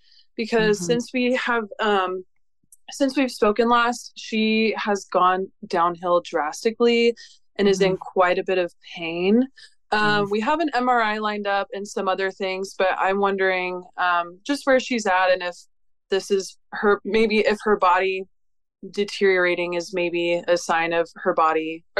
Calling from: Pensacola, Florida, United States; I am calling from Pensacola, Florida.

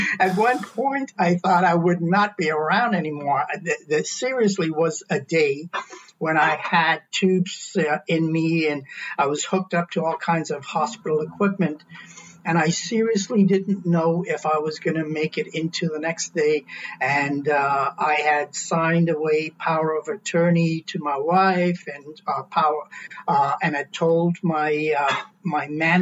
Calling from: Ottawa, Ontario, Canada; I'm calling in from Ottawa.

